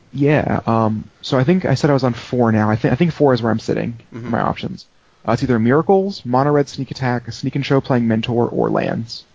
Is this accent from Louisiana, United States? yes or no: no; Colorado, United States; also born or lived in Denver, Colorado; now in Northern Virginia, United States; from Colorado for 17 years, but now I'm in Northern Virginia, D.C. area.